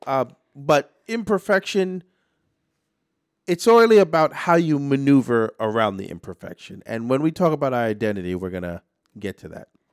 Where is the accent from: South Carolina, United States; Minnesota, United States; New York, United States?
New York, United States; New York City; as a New Yorker